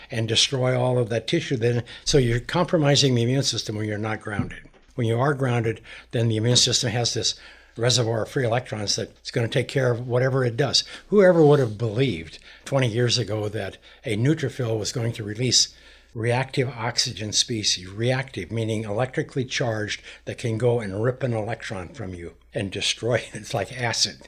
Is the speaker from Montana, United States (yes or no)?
yes; Montana, United States; I'm a cowboy from Montana.